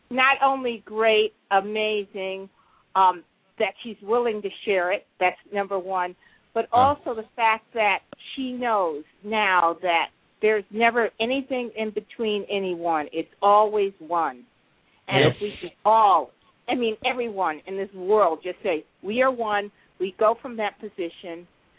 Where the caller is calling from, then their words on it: Minnesota, United States; Yeah, Minnesota.